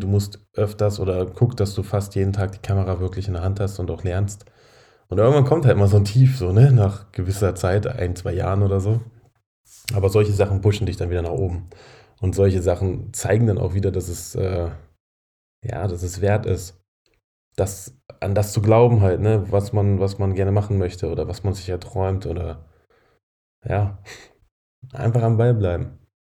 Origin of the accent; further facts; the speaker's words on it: Braunschweig, Lower Saxony, Germany; moved away; Braunschweig meine alte Heimat